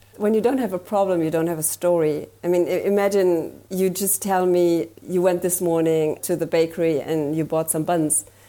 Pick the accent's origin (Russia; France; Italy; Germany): Germany; English is a second language; I'm from Germany, so please have mercy with my accent